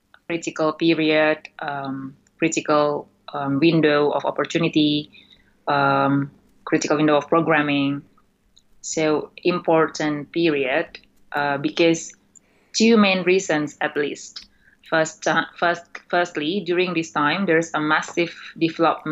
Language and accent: English; Indonesia; moved away as an adult; now in United Kingdom; my home country, Indonesia